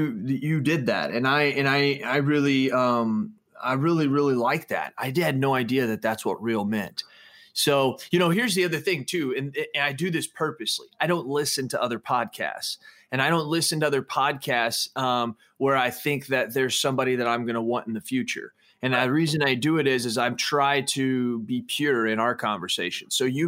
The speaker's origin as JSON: {"language": "English", "town": "Everett", "region": "Washington", "country": "United States", "tie": "born or raised there", "also_born_or_lived": "Phoenix, United States / Dallas, United States", "said": "I was born in Phoenix, Arizona, moved to Dallas, Texas, moved to Everett, Washington, moved here."}